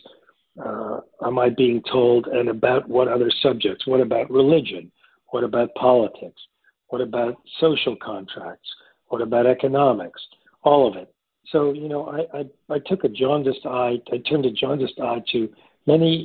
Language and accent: English; New York City, New York, United States; growing up in New York City in those days